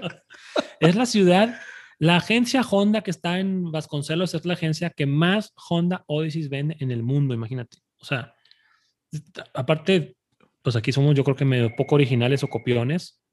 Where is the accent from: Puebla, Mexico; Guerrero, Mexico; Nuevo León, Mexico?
Nuevo León, Mexico; Monterrey; yo nací aquí, yo nací aquí en Monterrey y aquí he vivido toda mi vida